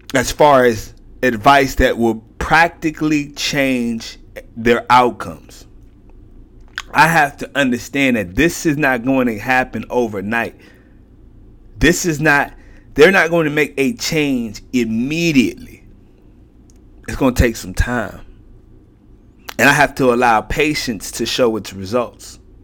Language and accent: English; Houston, Texas, United States; I'm from Houston